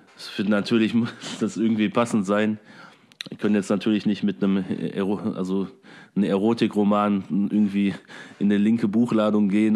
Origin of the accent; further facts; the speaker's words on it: Oberhausen, North Rhine-Westphalia, Germany; bei uns in Oberhausen